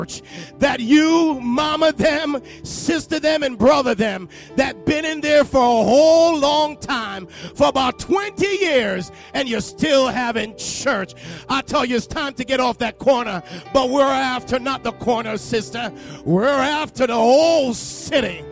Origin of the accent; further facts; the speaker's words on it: Jamaica; accent: Jamaican; moved away; you might hear a little Jamaican in my voice because I'm from Jamaica.